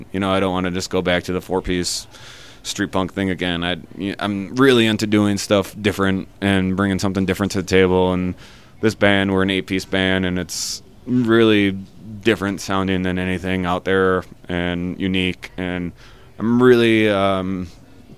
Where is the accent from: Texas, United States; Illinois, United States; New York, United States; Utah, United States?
Illinois, United States; Chicago; We're from Chicago